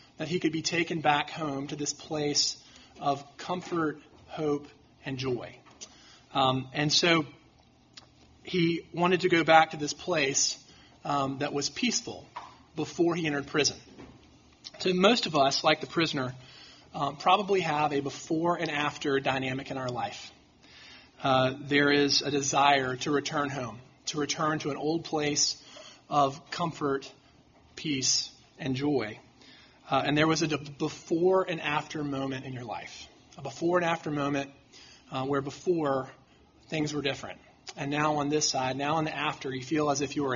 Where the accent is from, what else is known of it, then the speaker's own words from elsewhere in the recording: Mountain Brook, Alabama, United States; I grew up in Mountain Brook